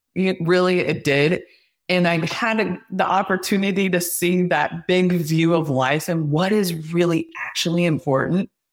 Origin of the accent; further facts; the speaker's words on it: Midwest, United States; I grew up in the Midwest in a very small town, very rural